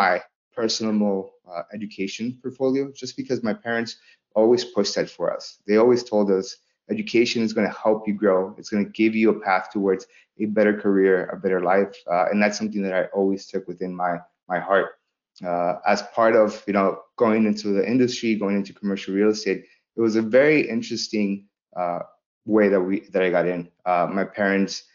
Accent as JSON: {"language": "English", "town": "Los Angeles", "region": "California", "country": "United States", "tie": "born or raised there", "also_born_or_lived": "El Salvador", "said": "Growing up in South Central Los Angeles"}